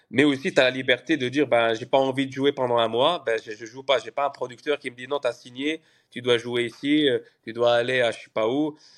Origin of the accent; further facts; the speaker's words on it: Canada; moved away as an adult; now in Paris, France; En plus, moi, je suis arrivé du Canada, donc il y avait d'autres d'autres codes euh, à Paris.